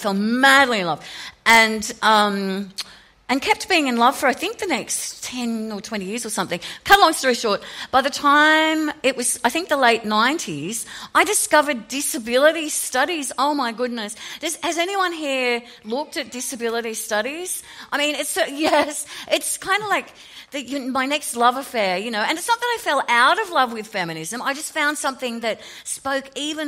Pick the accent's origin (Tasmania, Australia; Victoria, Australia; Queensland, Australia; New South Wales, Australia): New South Wales, Australia; Sydney; moved away as an adult; now in Melbourne, Australia; I grew up in Sydney. I now live in Melbourne.